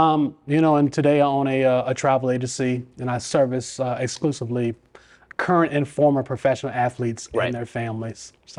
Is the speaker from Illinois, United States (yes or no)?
no; Los Angeles, California, United States; born there; now in Richmond, United States; I was born in Los Angeles. My mother and father both went to college out in Los Angeles. They did not want to raise a family in Los Angeles.